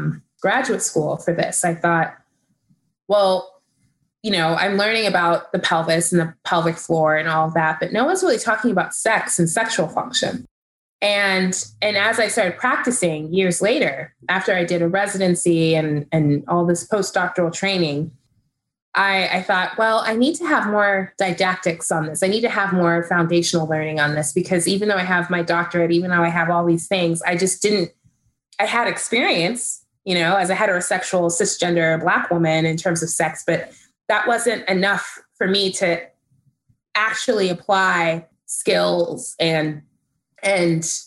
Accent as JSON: {"language": "English", "region": "Texas", "country": "United States", "tie": "born or raised there", "said": "I grew up in Texas, which is, you know, a conservative state."}